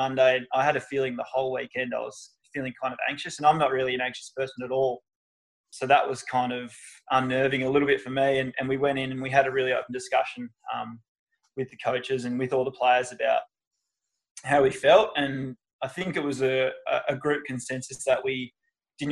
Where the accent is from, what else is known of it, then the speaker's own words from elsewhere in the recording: Margaret River, Western Australia, Australia; moved away; I grew up down in Margaret River